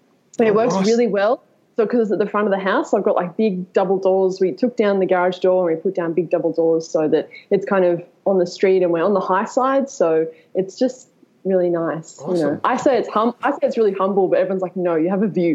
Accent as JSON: {"language": "English", "town": "Sydney", "region": "New South Wales", "country": "Australia", "tie": "born or raised there", "lives_now": "Bathurst, Australia", "said": "I was actually born in Sydney. I was born in Manly."}